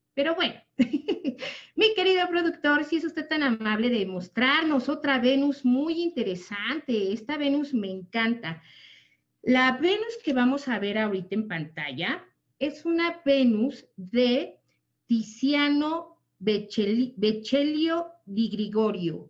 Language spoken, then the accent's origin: Spanish; Mexico; nosotros los mexicanos